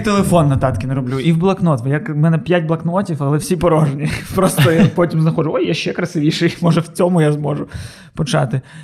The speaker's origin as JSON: {"language": "Ukrainian", "town": "Odesa", "region": "Odesa Oblast", "country": "Ukraine", "said": "Ми одесити"}